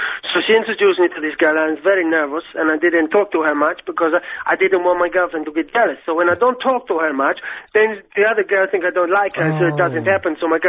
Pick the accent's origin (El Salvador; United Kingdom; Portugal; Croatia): Portugal; moved away; because I'm from Portugal